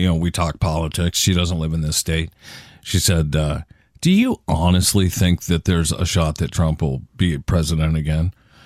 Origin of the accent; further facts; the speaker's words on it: Michigan, United States; I grew up in Michigan